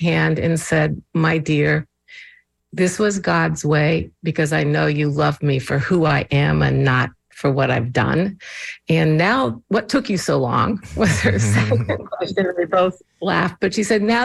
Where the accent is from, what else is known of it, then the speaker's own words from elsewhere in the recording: Indiana, United States; now in Baltimore, United States; growing up in Indiana